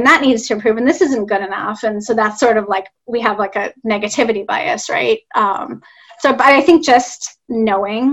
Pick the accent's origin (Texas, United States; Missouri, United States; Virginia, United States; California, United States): California, United States; Los Angeles; now in Northern California, United States; LA is my hometown